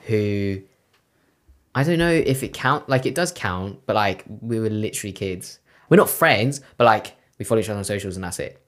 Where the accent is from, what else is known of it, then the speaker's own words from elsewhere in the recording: London, United Kingdom; I'm from West London.